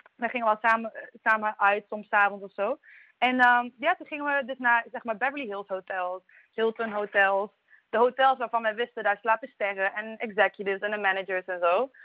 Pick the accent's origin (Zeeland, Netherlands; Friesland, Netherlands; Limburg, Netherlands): Limburg, Netherlands; Maastricht; ik kom uit Maastricht, geboren en getogen uit Maastricht